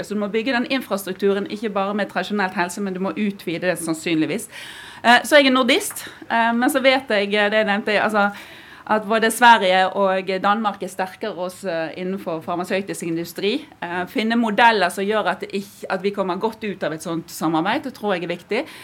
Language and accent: Norwegian; Western Norway, Norway; jeg kommer fra Vestlandet